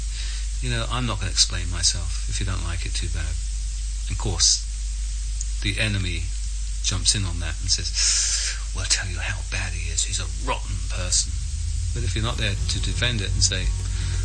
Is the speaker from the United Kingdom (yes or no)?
yes; England, United Kingdom; I'm English